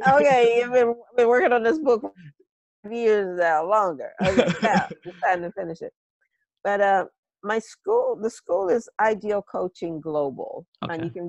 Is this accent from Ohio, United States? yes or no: yes; home state of the Wright brothers, Ohio, United States; the Wright brothers, you know, from my home state